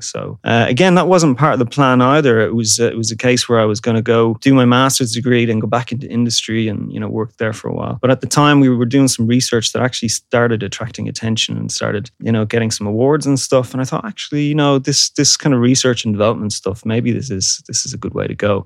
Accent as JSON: {"language": "English", "town": "Dublin", "region": "Leinster", "country": "Ireland", "tie": "born or raised there", "said": "I'm Irish I'm from Dublin. At the time when I was growing up, it was uh, an incredible music scene in Dublin"}